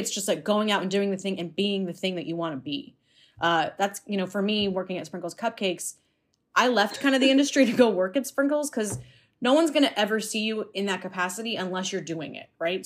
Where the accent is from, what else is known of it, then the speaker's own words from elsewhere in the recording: United States; growing up in America